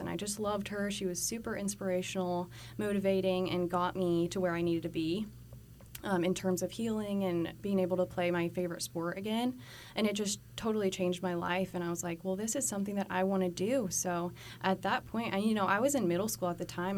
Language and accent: English; Colorado, United States; moved away as an adult; now in Texas, United States; I'm originally from Colorado. I also moved here about a year ago to start school